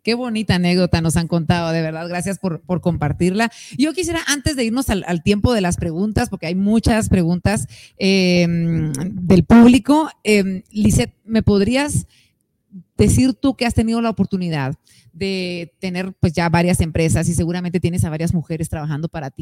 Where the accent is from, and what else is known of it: Guatemala